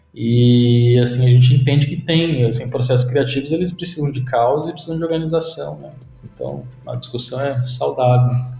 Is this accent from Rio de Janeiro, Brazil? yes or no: no; Sorocaba, São Paulo, Brazil; also born or lived in Mairinque; só nasci em Mairink, fiz meu check-in lá e daí depois fui para Sorocaba. É, e cresci em Sorocaba